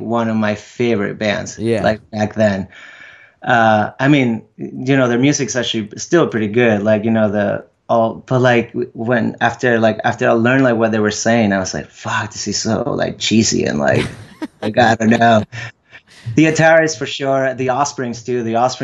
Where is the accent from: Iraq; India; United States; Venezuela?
Venezuela; born or raised there; English is a second language; moved away